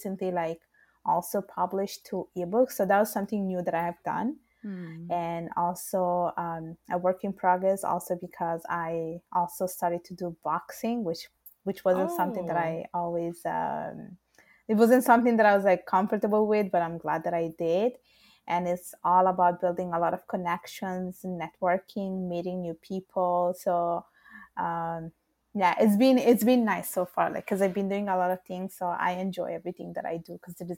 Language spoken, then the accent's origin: English; Italy; English is a second language; moved away as an adult; now in Montreal, Canada; my parents are born in Bangladesh, and I was born and raised in Italy